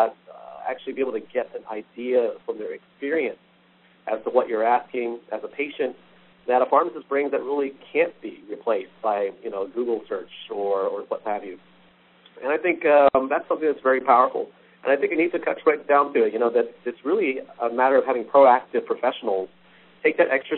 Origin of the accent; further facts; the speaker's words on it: Texas, United States; across Texas overall here in my home state